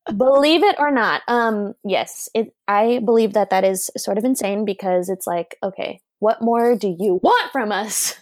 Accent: Portland, Oregon, United States; growing up in Portland

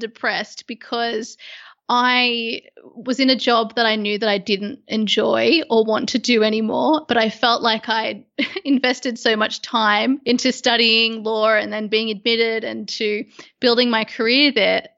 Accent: Sydney, New South Wales, Australia; moved away as an adult; now in London, United Kingdom; at the moment, I'm in London. I was originally from Sydney

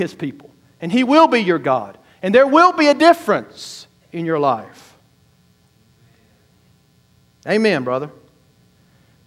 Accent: the South, United States; I grew up in the South

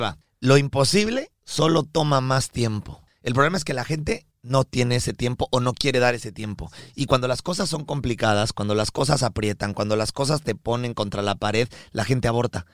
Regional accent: Mexico; somos mexicanos de nacimiento y colombianos de corazón

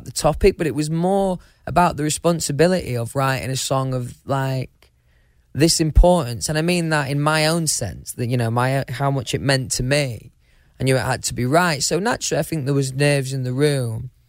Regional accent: United Kingdom; I'm quite British, right?

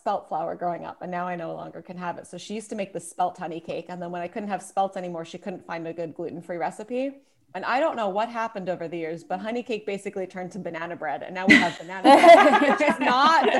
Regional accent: New York City, New York, United States; I grew up in Brooklyn, so at least for, you know, school and even college, I went to Brooklyn College.

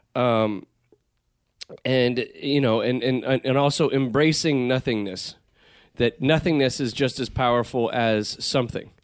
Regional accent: Southern California, United States; growing up in Southern California, where the weather tends to be good all the time

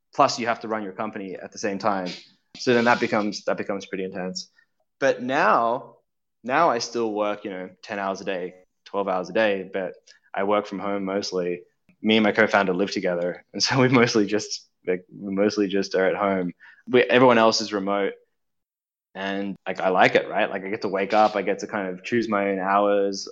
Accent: Australia; I'm from Australia, and growing up in Australia

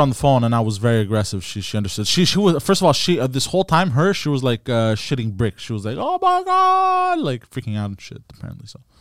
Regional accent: Montreal, Quebec, Canada; I was born and raised in Park Extension

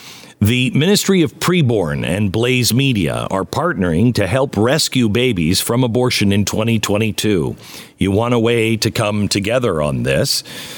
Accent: Pacific Northwest, United States; I grew up in the Pacific Northwest

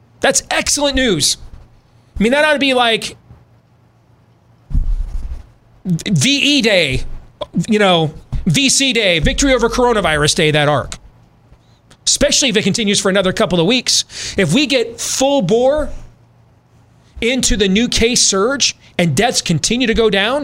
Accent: Iowa, United States; my home state of Iowa

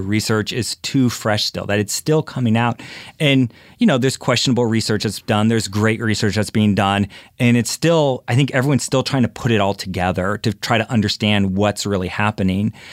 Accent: Philadelphia, Pennsylvania, United States; I'm from Philadelphia

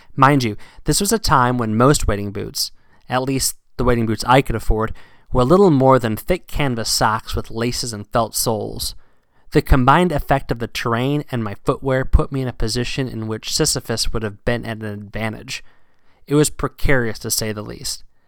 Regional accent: Virginia, United States; now in New England, United States; down south where I grew up and fishing in Virginia

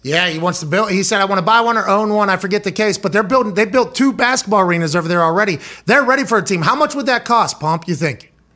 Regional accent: Pittsburgh, Pennsylvania, United States; moved away; I grew up in Pittsburgh

